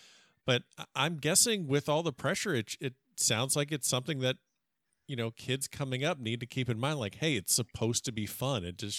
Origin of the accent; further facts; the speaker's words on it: South Florida, United States; I'm a South Florida. I grew up in South Florida